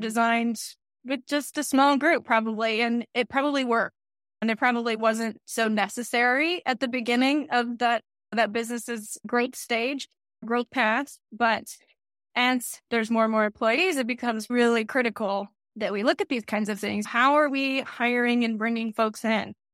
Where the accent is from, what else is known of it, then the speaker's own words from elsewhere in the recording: Texas, United States; I'm from Texas, so there's also a lot of really great Mexican culture that's around